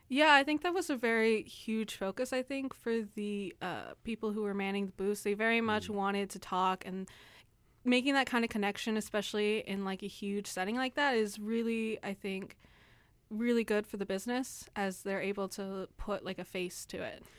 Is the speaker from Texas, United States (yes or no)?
yes; San Antonio, Texas, United States; I am from San Antonio